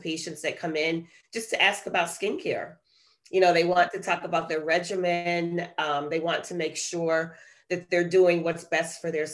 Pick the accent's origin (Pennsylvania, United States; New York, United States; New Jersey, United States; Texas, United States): New York, United States; New York City; moved away as an adult; also born or lived in Detroit, Michigan; now in Perrysburg, United States; I was born and raised in Brooklyn, New York. And I lived there until I left after college and headed to Ohio for medical school